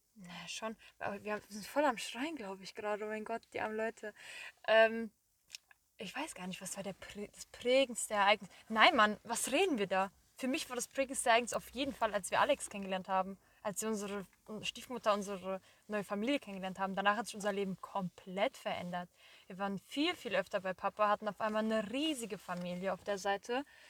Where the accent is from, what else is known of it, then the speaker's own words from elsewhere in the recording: Marburg, Hesse, Germany; moved away; also born or lived in Korbach / Wiesbaden; So, Marburg bin ich geboren, wir sind in Marburg aufgewachsen. Dann sind wir 2012 ähm, nach Korbach gezogen